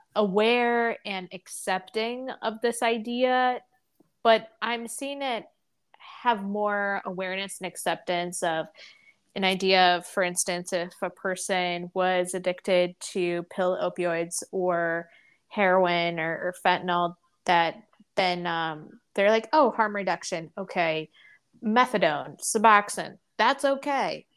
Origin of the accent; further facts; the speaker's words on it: the Bible Belt, United States; I grew up in the Bible Belt in public schools